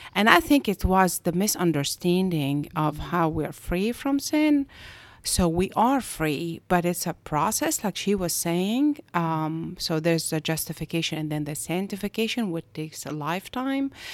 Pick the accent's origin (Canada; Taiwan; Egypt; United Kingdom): Egypt; moved away as an adult; also born or lived in Augusta, Georgia; now in United States; I am originally from Egypt, and I came to the States in ninety-one